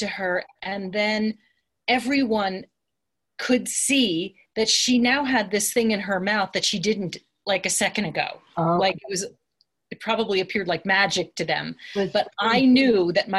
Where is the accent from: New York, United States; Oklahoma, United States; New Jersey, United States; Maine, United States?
New York, United States; Long Island; now in Santa Fe, United States; I grew up in Long Island and diners are big there